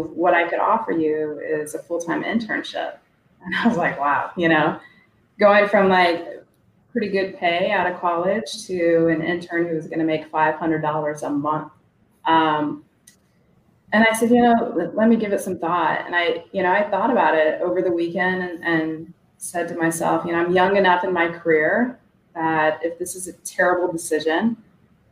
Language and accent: English; Iowa, United States; now in Los Angeles, United States; I grew up in Iowa, actually. Grew up on a farm